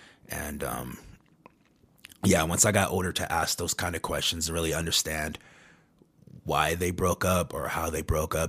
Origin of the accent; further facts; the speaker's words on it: San Diego, California, United States; also born or lived in Kentucky; I was born in Kentucky, so I lived there till I was about 7. And then my dad won the custody battle, so me and my sister. That's how I got to San Diego, California, because that's where my dad lived.